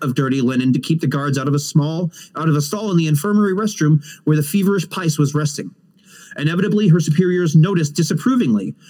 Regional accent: United States; as an American

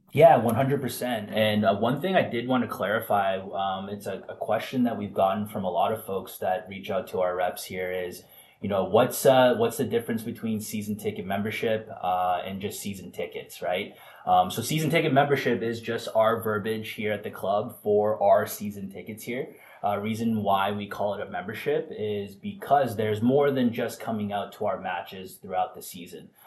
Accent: Vancouver, British Columbia, Canada; also born or lived in Florida / Phoenix; now in Rhode Island, United States; a Canadian kid originally from Vancouver, Canada

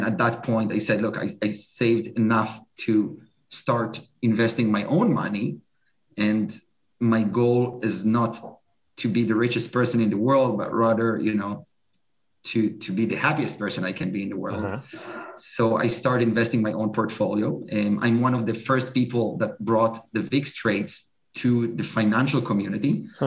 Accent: Israel; moved away as an adult; also born or lived in New York; I'm originally from Israel.

